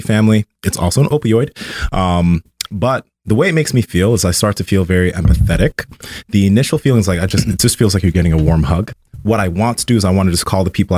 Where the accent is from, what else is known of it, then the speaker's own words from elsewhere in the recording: Sacramento, California, United States; I was born here in Sacramento, but my family's from Nigeria.